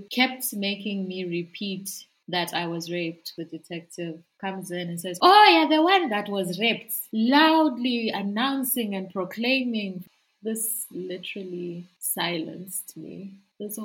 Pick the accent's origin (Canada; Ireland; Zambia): Zambia; I'm from Zambia.